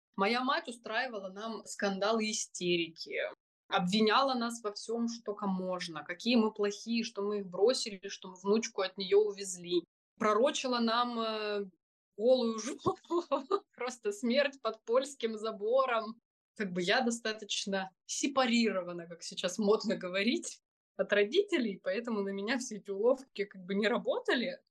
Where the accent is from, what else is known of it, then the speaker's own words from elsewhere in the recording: Crimea, Ukraine; moved away as an adult; also born or lived in Poland; мы из Крыма, и у нас есть украинские паспорта